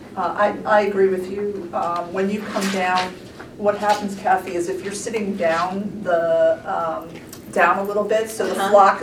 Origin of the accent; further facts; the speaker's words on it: Newark, New Jersey, United States; I grew up in Newark and went through the public school system there